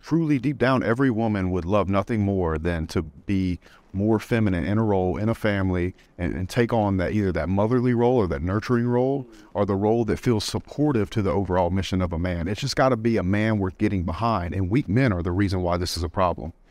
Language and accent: English; South Louisiana, United States; I grew up in the South, South Louisiana, it was a Bible Belt